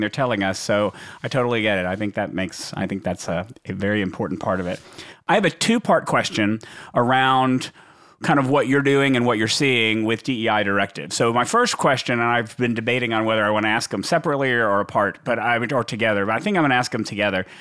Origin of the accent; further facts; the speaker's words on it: Texas, United States; I'm from Texas